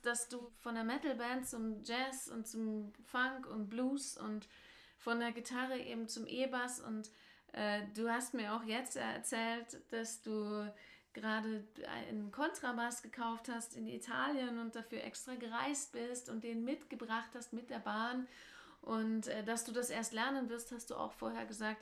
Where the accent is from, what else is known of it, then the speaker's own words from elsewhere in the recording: Germany; als Deutsche